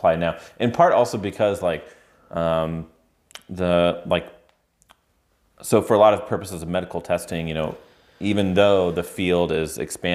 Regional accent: Indiana, United States; moved away; I grew up in Indiana and didn't move around a lot

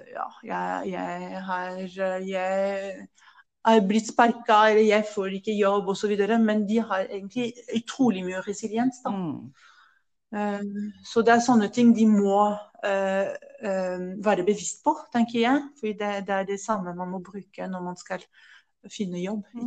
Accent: France; Norwegian is a second language; moved away as an adult; now in Norway; min familie, fra mitt morsmål, fra mitt fjellområde Pyreneene, fra luse i Sørvest-Frankrike

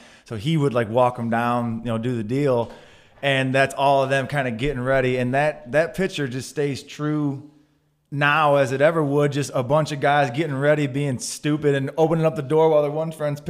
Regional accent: United States; we're all from Eerie

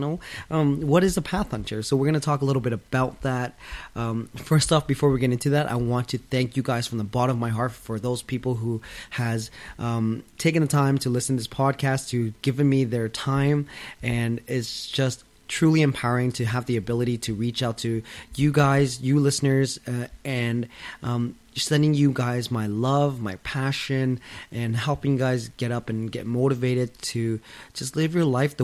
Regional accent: London, Ontario, Canada; I was born and raised in London, Ontario, 2 hours out of Toronto, Canada.

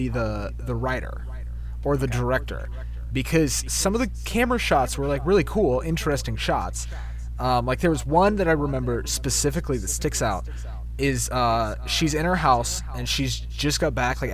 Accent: Alabama, United States; I'm from Alabama

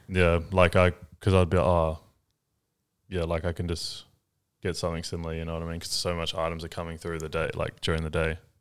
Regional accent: New Zealand; now in Australia; I'm from New Zealand

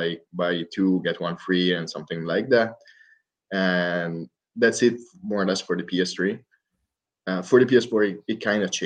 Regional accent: Italy; I'm from Italy

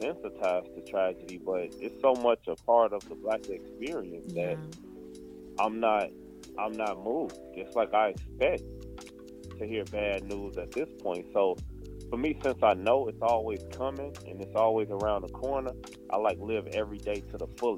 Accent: Chicago, Illinois, United States; I grew up in Chicago

